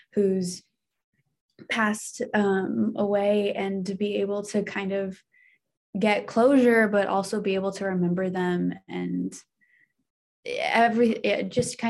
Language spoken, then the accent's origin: English; Southeast Alaska, United States; I'm Alaskan Native. I'm from Southeast